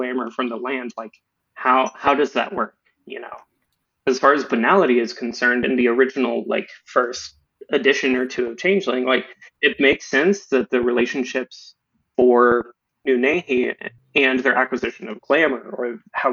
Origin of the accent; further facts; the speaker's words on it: Eastern Oklahoma, United States; moved away as an adult; now in East Coast, United States; I'm from Eastern Oklahoma. I recently moved to the East Coast school